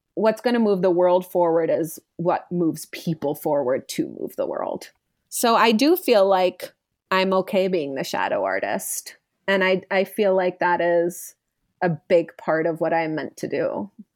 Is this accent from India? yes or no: yes; India; my Indian upbringing